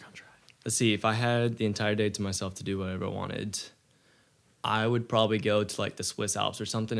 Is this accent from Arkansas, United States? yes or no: no; Mount Juliet, Tennessee, United States; also born or lived in Texas; I'm 18 years old. I'm from Mount Juliet, Tennessee, which is right outside Nashville. I was born in Texas, though, so not taking the Texas out of me.